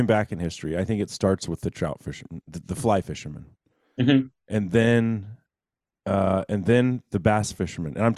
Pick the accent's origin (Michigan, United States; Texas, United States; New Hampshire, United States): Texas, United States; North; me growing up in North Texas